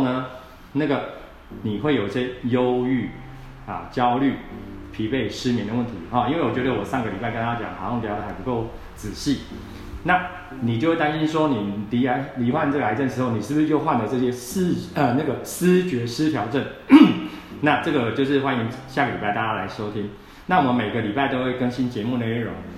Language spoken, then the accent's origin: Chinese; central Taiwan, Taiwan; 我们台湾人